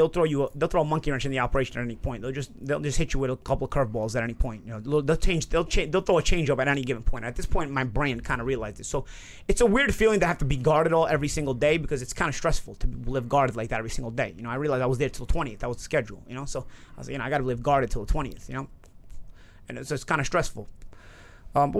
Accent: New York, United States; I'm from New York

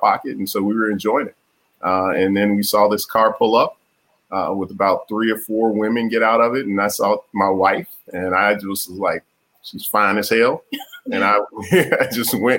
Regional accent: Chicago, Illinois, United States; moved away as an adult; now in Austin, United States; I'm from the south side of Chicago. I grew up in a neighborhood called, I guess you could just, it's on 111th and Halsted

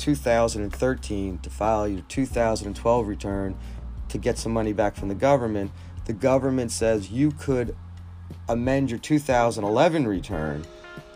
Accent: New Jersey, United States; I'm from New Jersey

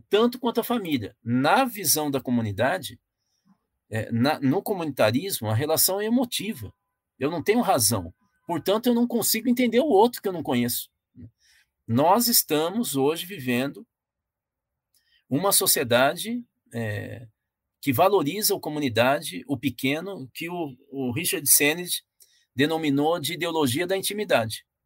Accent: São Paulo, Brazil; now in Minas Gerais, Brazil; Olha, eu sou corintiano, sou paulista, moro em Minas, então eu vou falar desse ângulo, tá ok?

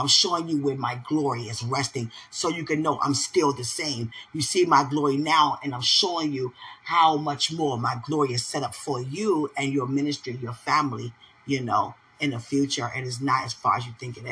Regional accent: United States; accent: American; I'm American

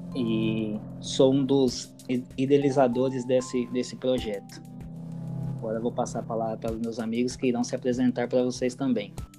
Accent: Pompeia, São Paulo, Brazil; sou da cidade de Pompeia

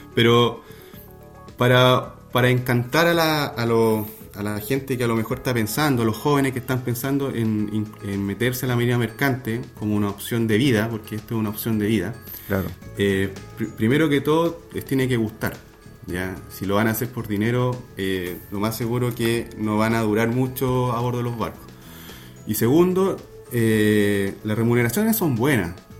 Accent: Valdivia, Los Ríos, Chile; also born or lived in Viña del Mar; Yo soy de Valdivia

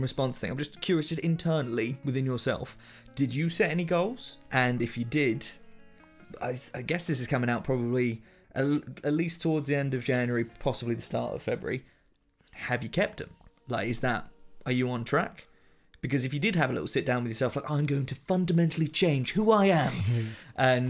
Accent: United Kingdom; we're very British.

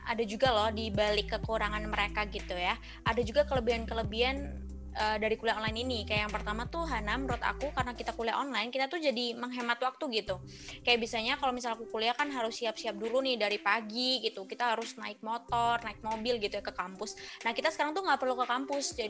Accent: Malang, East Java, Indonesia; now in Surabaya, Indonesia; aku langsung pesan tiket kereta gitu ya dari Surabaya ke Malang ke kota aku, karena panik juga gitu ya, sebagai anak rantau yang nggak rantau-rantau banget, karena Malang tuh deket tapi tapi tetap aja rantau gitu ya

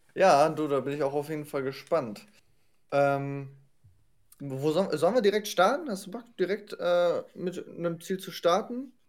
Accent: Germany; als Deutscher

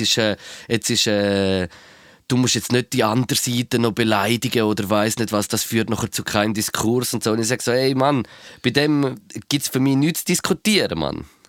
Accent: Switzerland; Aber ich weiß nicht, ob es bei uns in der Schweiz ist.

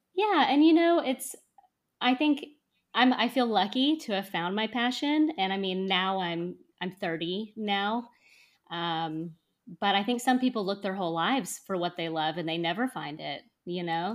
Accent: North Texas, United States; also born or lived in Austin, Texas; I'm from Texas. I'm from a town in, in North Texas

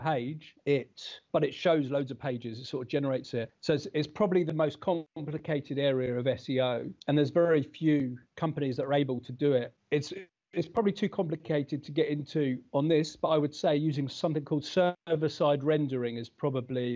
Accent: United Kingdom; moved away as an adult; now in New Zealand; I'm British.

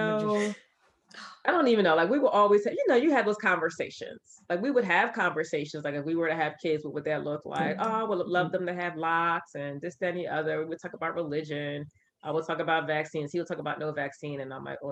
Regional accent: Camden, New Jersey, United States; growing up in Camden

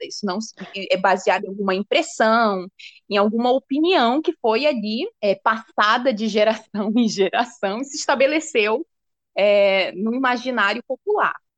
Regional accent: Amapá, Brazil; eu sou amazônida, então desde desde a minha infância eu tenho consciência dessa diversidade que é o nosso território

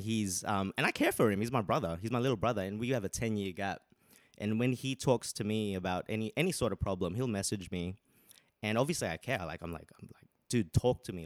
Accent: Sydney, New South Wales, Australia; moved away as an adult; now in London, United Kingdom; I'm from originally from Sydney, Australia. Moved here two years ago, but now I'm here. London, baby.

